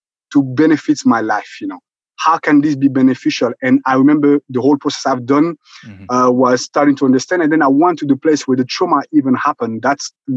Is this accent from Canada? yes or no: no; Rwanda; moved away; originally I'm originally from Rwanda. And as you know, I was there during the genocide in 1994.